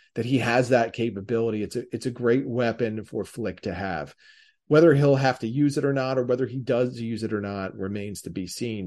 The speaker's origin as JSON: {"language": "English", "area": "Delaware County", "region": "Pennsylvania", "country": "United States", "accent": "Delco", "said": "my Delco accent and way of speaking"}